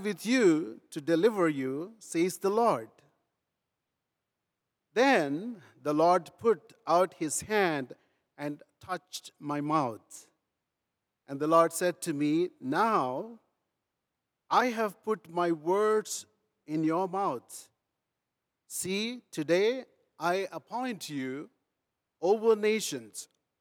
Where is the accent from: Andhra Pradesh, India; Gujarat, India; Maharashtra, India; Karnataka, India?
Andhra Pradesh, India; Rajahmundry; moved away; I was born in India, in a rural India called Rajahmundry, miles away from Germany, but grew up learning first about this German thinker